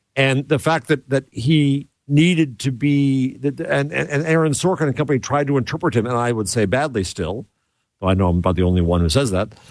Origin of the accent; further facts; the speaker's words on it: United States; I'm American